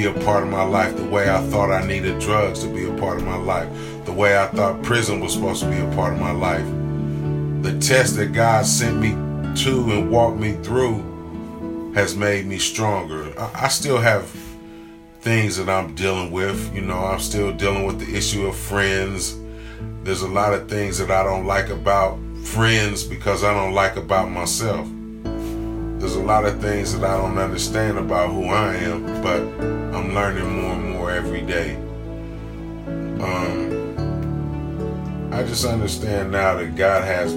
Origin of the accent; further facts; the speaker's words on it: Columbus, Ohio, United States; I'm from Columbus, Ohio, on the west side